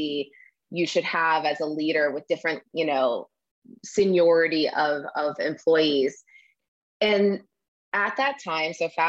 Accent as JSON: {"language": "English", "region": "Midwest", "country": "United States", "tie": "born or raised there", "said": "I grew up in the Midwest, a town of 800"}